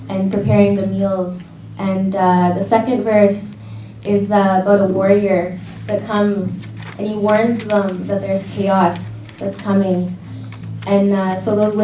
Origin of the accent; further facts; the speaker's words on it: Alberta, Canada; now in Ottawa, Canada; I'm originally from Alberta, and I come from a Métis settlement called Fishing Lake. And I currently live here on traditional Algonquin territory